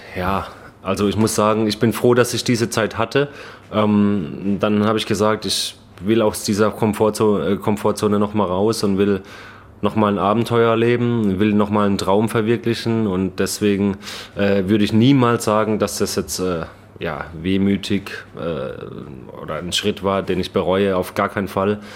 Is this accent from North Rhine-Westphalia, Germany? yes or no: no; Baden-Württemberg, Germany; accent: Baden-Württemberg dialect; moved away as an adult; also born or lived in Kiel; now in Chicago, United States; ich habe ja selbst äh, Probleme, Hochdeutsch zu sprechen. Ne? Ich komme aus Baden-Württemberg